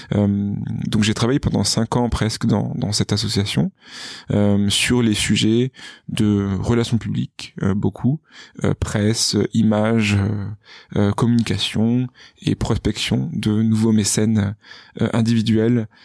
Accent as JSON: {"language": "French", "town": "Bordeaux", "region": "Nouvelle-Aquitaine", "country": "France", "tie": "born or raised there", "also_born_or_lived": "Paris", "moved": "yes", "said": "je suis originaire de Bordeaux, où je suis né, où j'ai grandi, où j'ai fait une grande partie de ma scolarité"}